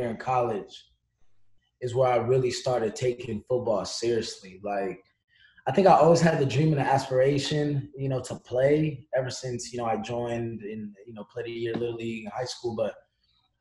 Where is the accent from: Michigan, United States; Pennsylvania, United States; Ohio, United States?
Ohio, United States; Columbus; also born or lived in Italy; from Columbus, Ohio